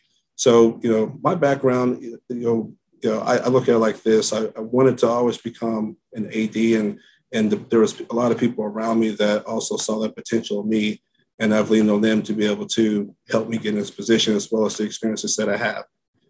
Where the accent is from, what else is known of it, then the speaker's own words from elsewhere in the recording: San Antonio, Texas, United States; also born or lived in Oklahoma; I'm from San Antonio